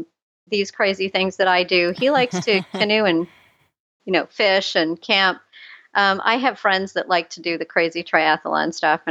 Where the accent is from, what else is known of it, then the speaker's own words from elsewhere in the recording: Scotland, United Kingdom; now in Canada; And then I sign up and then I'm Scottish. I absolutely will not waste a penny.